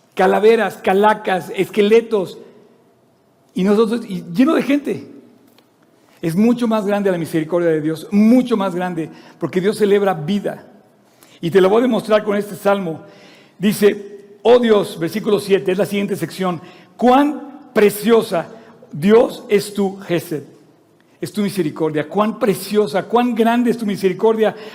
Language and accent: Spanish; Mexico